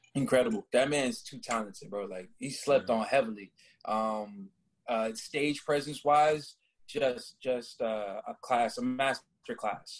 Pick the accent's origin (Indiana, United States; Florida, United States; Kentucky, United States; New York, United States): Florida, United States; Orlando; also born or lived in Rhode Island; I was born in Rhode Island, but I, I rep Orlando, Florida heavy. I was there for majority of my life